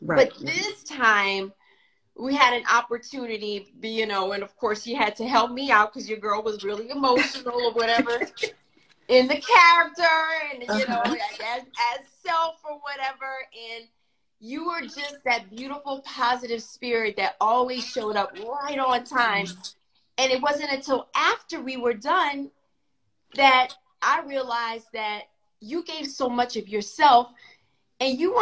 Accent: Louisiana, United States; I'm from Louisiana, and it's always family first

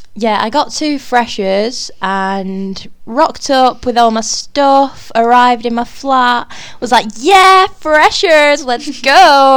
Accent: Bolton, North West England, United Kingdom; moved away as an adult; now in Exeter, United Kingdom; I am actually from Bolton.

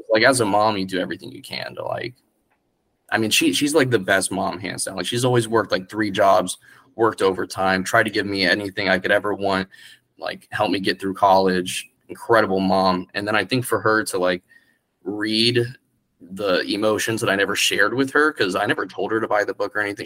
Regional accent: Orlando, Florida, United States; also born or lived in Kissimmee, Florida / Poinciana, Florida / St. Cloud, Florida; I moved to St. Cloud and I'm then Orlando

